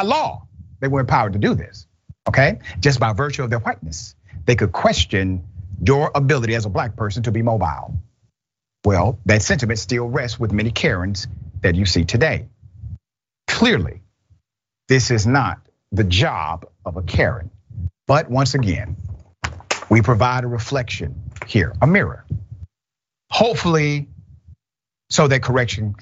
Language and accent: English; Decatur, Georgia, United States; accent: country; I'm from Glenwood Road, Decatur, Georgia